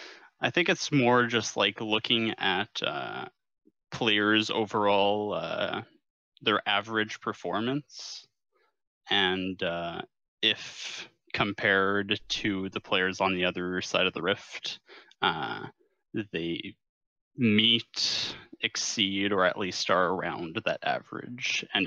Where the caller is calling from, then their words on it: Kingston, Ontario, Canada; I am from Kingston, Ontario.